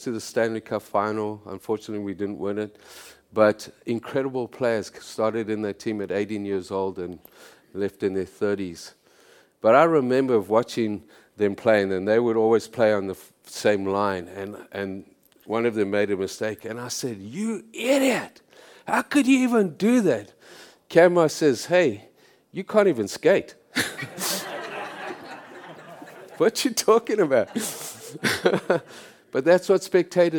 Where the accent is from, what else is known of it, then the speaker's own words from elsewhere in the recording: South Africa; moved away as an adult; now in Canada; I'm from South Africa